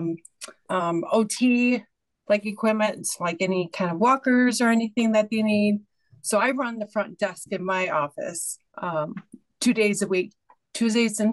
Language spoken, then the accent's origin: English; Michigan, United States; I am from Michigan. Growing up, it's Michigan